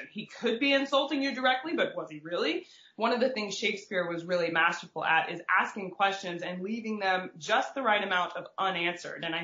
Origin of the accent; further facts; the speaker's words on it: United States; I've learned I don't pronounce English cities correctly as an American